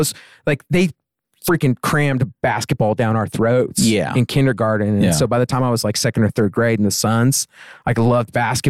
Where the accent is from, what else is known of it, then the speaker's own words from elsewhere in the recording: Tucson, Arizona, United States; moved away; I grew up in Tucson